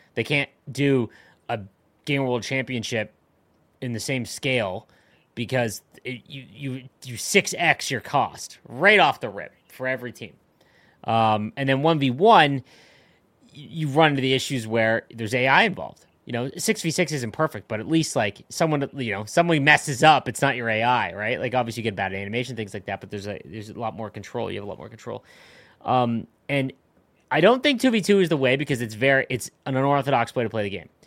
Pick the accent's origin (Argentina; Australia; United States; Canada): Canada; I'm from Canada